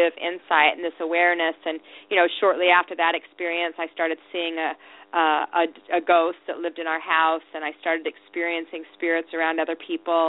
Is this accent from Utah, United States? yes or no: yes; Salt Lake City, Utah, United States; I was raised in Salt Lake City, Utah.